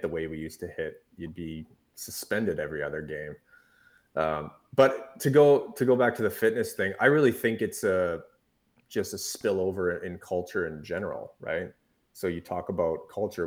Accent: Revelstoke, British Columbia, Canada; in my hometown in Revelstoke

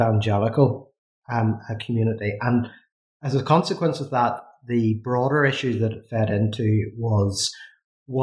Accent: Coleraine, Northern Ireland, United Kingdom; also born or lived in St Andrews, Scotland / Belfast; as you can probably tell from my accent, I'm from Northern Ireland, from a place called Coleraine. And I was educated there

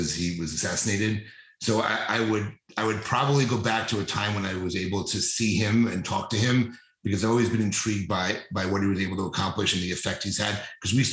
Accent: New City, New York, United States; moved away as an adult; also born or lived in Philadelphia, Pennsylvania / New Orleans, Louisiana; now in Delray Beach area, Florida, United States; the house I grew up in New City

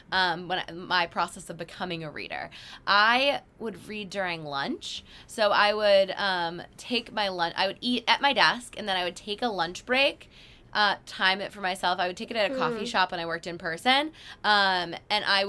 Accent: Massachusetts, United States; I'm from Massachusetts.

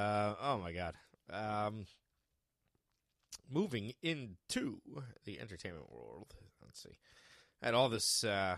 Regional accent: Jersey Shore, New Jersey, United States; People would be like, where are you from? Be like, Jersey Shore.

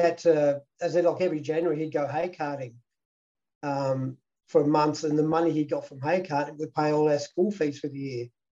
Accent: Victoria, Australia; Oh, it was great. Maui was fantastic. Like, it was a town, people, all the 10-pound poms basically came out from England, and there was Dutch peopl

